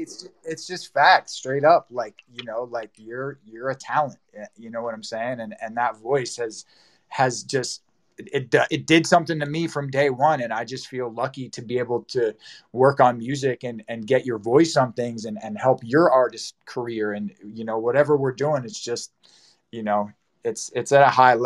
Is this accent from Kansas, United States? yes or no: no; New Jersey, United States; now in Los Angeles, United States; I'm from New Jersey, and I had gone home during like the COVID stuff to be with some family